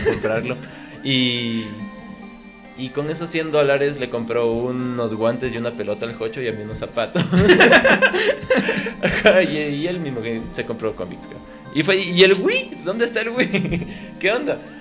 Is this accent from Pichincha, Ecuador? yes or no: yes; Quito, Pichincha, Ecuador; yo nací en Quito y vivimos acá